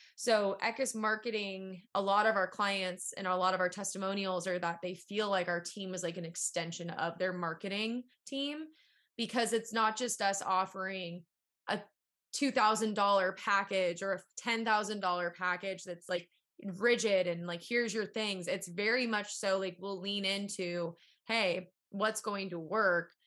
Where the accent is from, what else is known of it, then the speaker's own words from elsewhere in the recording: San Diego, California, United States; I come from San Diego